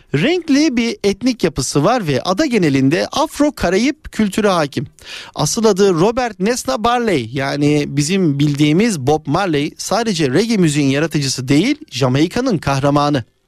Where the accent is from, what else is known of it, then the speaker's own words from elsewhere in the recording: Istanbul, Turkey; Biz de bir İstanbullu olarak